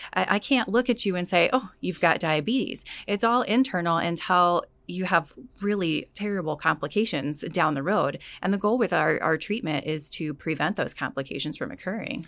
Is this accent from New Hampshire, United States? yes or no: no; California, United States; moved away as an adult; also born or lived in Hungary; originally I'm from California, born and raised there